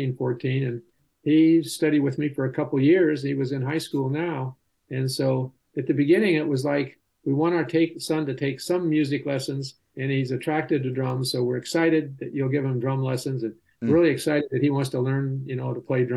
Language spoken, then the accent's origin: English; Los Angeles, California, United States; I grew up in California. Not so many original natives around here in California, but in the San Fernando Valley.